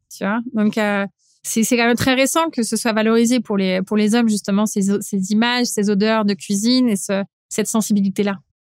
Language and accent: French; area around Supélec, INRA and Polytechnique, Île-de-France, France; là où j'ai grandi, en fait, c'est t'es, hyper formaté, tu grandis entre euh, Supélec, l'INRA, Polytechnique